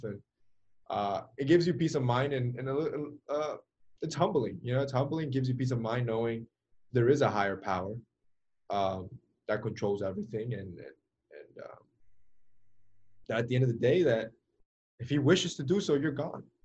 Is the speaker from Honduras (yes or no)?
yes; Honduras; in my country, I'm from Honduras